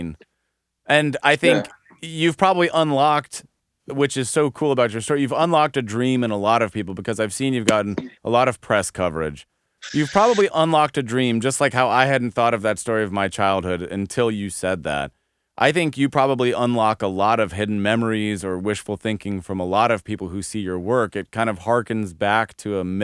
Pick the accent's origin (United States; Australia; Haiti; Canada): United States; a suburb of Denver, Colorado; I grew up in a suburb of Denver